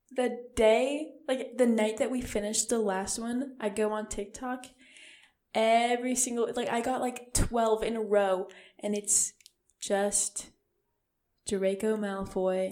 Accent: Seattle, Washington, United States; I'm from Seattle. Like I'm from Washington

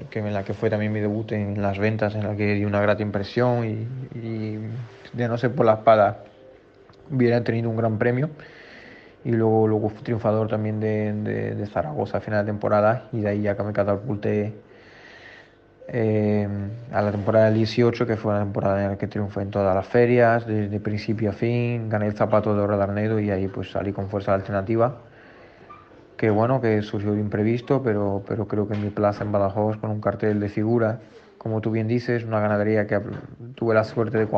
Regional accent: Portugal; Spanish is a second language; also born or lived in Extremadura; fue vivida en Extremadura, en la cual me siento también una extremo de adopción, pero claramente soy portugués y, lo llevo con orgullo e intento dar la cara y defender mi país siempre.

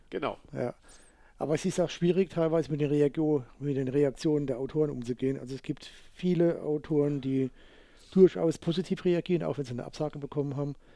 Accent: Rhineland-Palatinate, Germany; In Bayern wäre es Nikolaus, aber wir sind ja keine Bayern, wir sind ja Pfälzer.

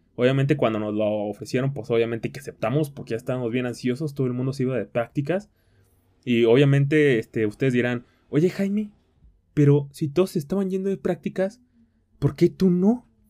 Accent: Tequila, Jalisco, Mexico; moved away; mi tierra, a mi querida tierra de Tequila, Jalisco

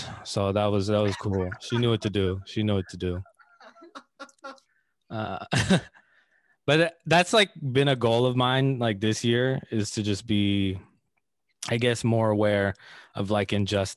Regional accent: Bay Area, California, United States; I grew up in the Bay Area. That's where I grew up

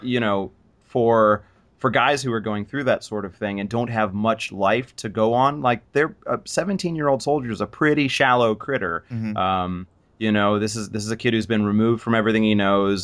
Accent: United States; as an American

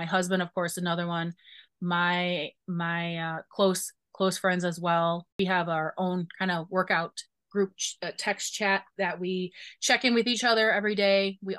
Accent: Chicago, Illinois, United States; I'm a Bears fan because I'm from Chicago.

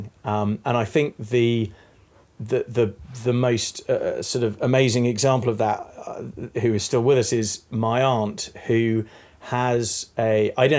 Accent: East Midlands, United Kingdom; now in London, United Kingdom; I was born in the Midlands, which is a bit non-descriptive, or was brought up in the Midlands instead of Northamptonshire, Leicestershire. But I've lived in London

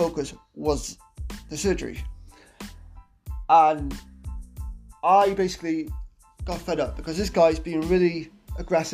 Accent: Wales, United Kingdom; I'm not British, I'm Welsh

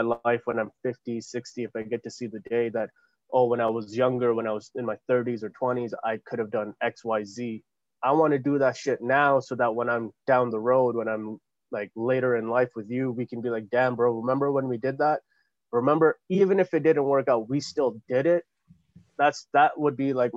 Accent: Canada; we people of color, even though we're born and raised in Canada

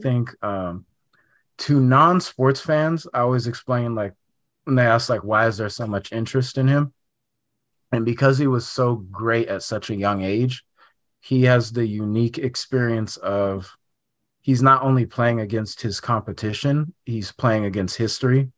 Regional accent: Sacramento, California, United States; I'm from, um, Sacramento

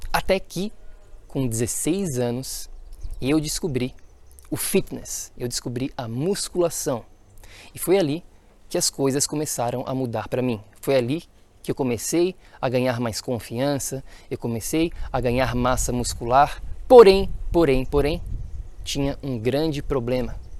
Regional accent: Florianópolis, Santa Catarina, Brazil; Nasci e cresci em Florianópolis, Santa Catarina, Floripa, Ilha da Magia

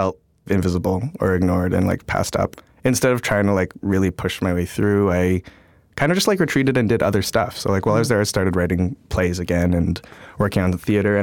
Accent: Toronto, Ontario, Canada; moved away as an adult; now in United States; I grew up, like, right downtown in Toronto.

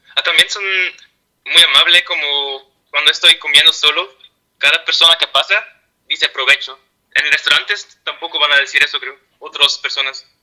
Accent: Ypres, Flanders, Belgium; Spanish is a second language; soy de, la parte de Bélgica que se llama Iper. Es muy cerca de Francia

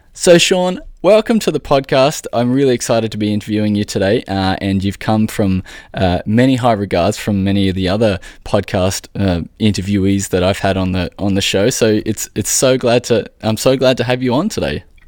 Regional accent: Australia

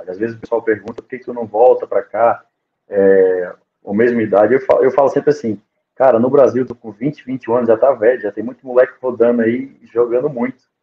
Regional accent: Algarve, Portugal; moved away; Eu, eu, às vezes, que saí do Algarve, em termos de região e de, de, família, de família, a minha região, a minha namorada tá, tá em, no Algarve, né?

